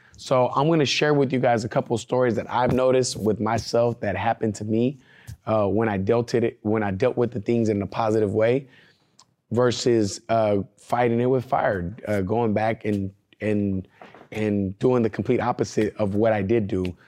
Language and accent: English; California, United States; I'm not from Oklahoma and I came from California